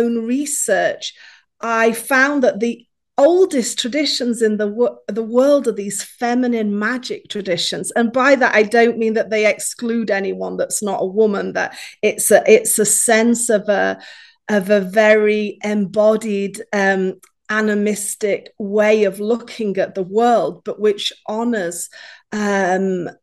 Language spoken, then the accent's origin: English; Yorkshire and the Humber, United Kingdom; also born or lived in Appalachian Mountains, United States; now in United States; I was born in Yorkshire in England, and I now live in America in the Appalachian Mountains.